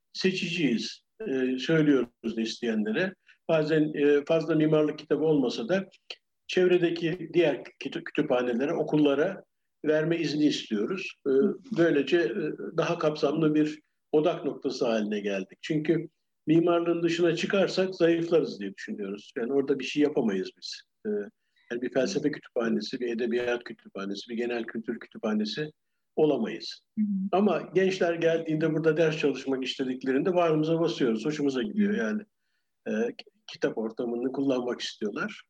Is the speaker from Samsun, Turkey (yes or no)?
no; Ankara, Turkey; moved away as an adult; also born or lived in London, United Kingdom / Geneva, Switzerland; now in Bodrum, Turkey; Ben e, Ankara'da doğdum